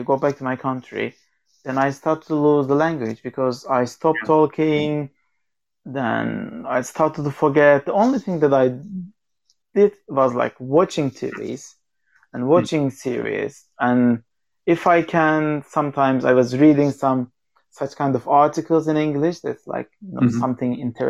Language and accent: English; Turkey; accent: Turkish; English is a second language; And if they're not so good, they couldn't see me that I'm Turkish because I was hiding my accent. Because as you know, this is not the Turkish accent that I'm speaking.